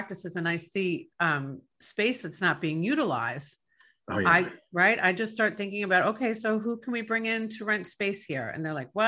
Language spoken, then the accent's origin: English; New York, United States; now in Tampa Bay, United States; growing up in New York